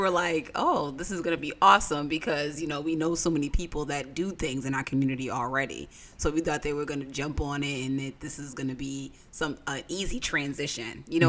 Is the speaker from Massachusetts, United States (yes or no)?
yes; Lynn, Massachusetts, United States; I grew up in West Lynn, Marion Gardens.